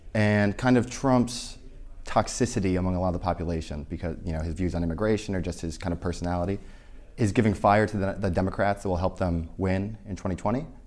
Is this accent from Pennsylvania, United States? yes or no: no; Glens Falls, New York, United States; Glens Falls, New York, my hometown